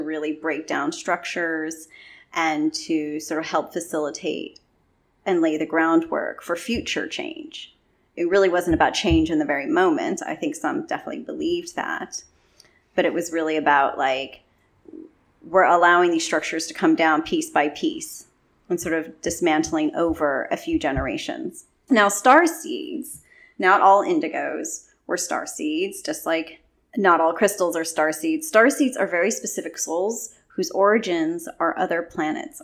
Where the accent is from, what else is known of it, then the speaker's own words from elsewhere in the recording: California, United States; I'm from California, but my mom's from the Philippines